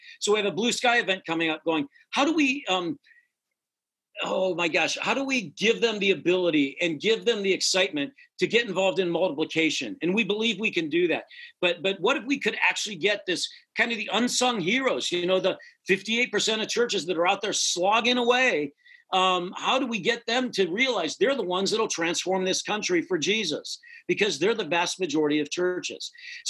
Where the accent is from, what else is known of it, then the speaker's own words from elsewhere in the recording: near Cleveland, Ohio, United States; in Cleveland, Ohio, so near my hometown, 45 minutes away